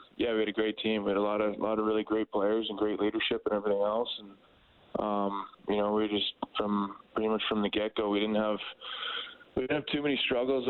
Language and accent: English; White City, Saskatchewan, Canada; moved away; White City, my hometown